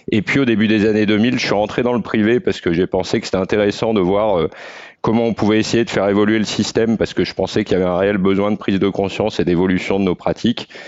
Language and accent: French; the Alps, France; vu que j'ai grandi dans les Alpes, donc euh, j'ai eu la chance de, pouvoir profiter des montagnes très jeune